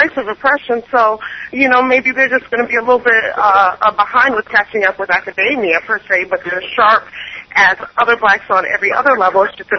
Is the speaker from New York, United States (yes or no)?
yes; New York, United States; moved away as an adult; also born or lived in West Indies; when I moved to the South, there was the same barrier. I'm from New York, and I have 2 degrees